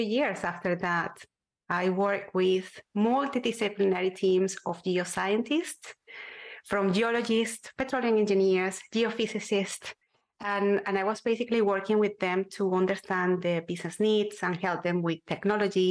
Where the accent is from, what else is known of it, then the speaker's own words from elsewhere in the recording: Venezuela; moved away as an adult; my home country, Venezuela, in Latin America